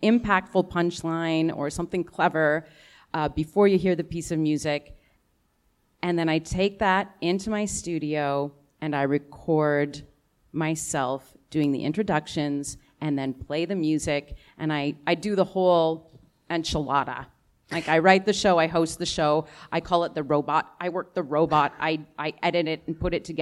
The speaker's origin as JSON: {"language": "English", "town": "Ottawa", "region": "Ontario", "country": "Canada", "tie": "born or raised there", "lives_now": "Toronto, Canada", "said": "I'm from Ottawa. I was born and raised in Ottawa"}